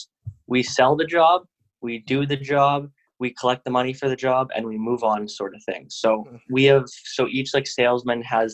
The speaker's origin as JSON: {"language": "English", "country": "Canada", "also_born_or_lived": "Vancouver", "said": "I'm from Canada. I live in Vancouver"}